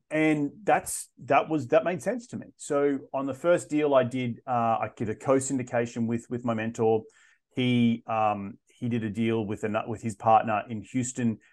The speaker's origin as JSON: {"language": "English", "country": "Australia", "also_born_or_lived": "London / South of France", "moved": "as an adult", "said": "I'm originally from Australia"}